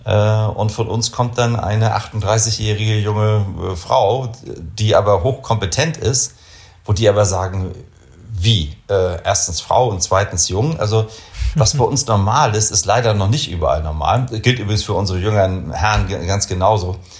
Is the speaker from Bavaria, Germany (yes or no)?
no; Kiel, Schleswig-Holstein, Germany; also born or lived in Augsburg / Munich; now in Bremen, Germany; ich bin Norddeutscher, kein Bremer. Ich komme aus Kiel.